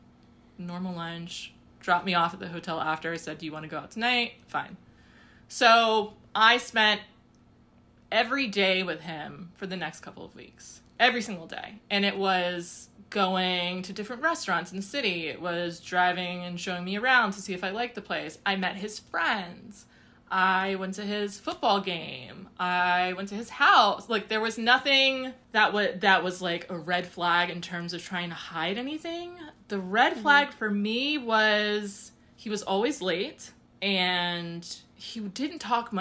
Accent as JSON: {"language": "English", "country": "United States", "said": "I'm from the States, I'm African-American."}